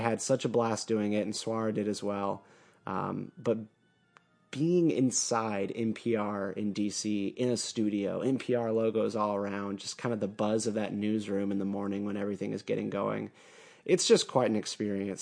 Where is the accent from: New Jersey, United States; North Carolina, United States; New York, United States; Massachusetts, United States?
North Carolina, United States; I come from North Carolina